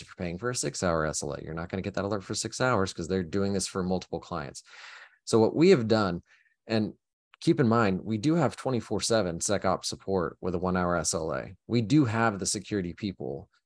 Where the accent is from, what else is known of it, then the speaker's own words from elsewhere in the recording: Oklahoma, United States; moved away; I grew up in Oklahoma and it was tornadoes